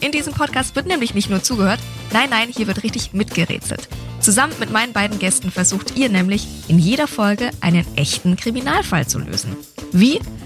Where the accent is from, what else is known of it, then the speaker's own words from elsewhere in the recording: Nuremberg, Bavaria, Germany; in meiner Heimatstadt in Nürnberg